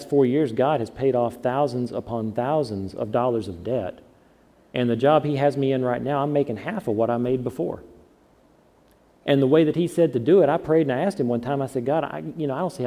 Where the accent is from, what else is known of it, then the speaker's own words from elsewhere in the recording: the South, United States; I'm from the South